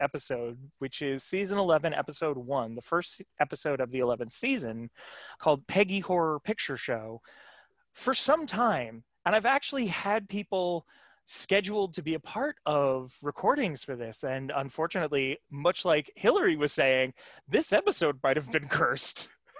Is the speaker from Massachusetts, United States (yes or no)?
yes; Massachusetts, United States; now in New York, United States; as someone from Massachusetts initially and now living in New York, it's like, all right, I'm the least Texas person ever.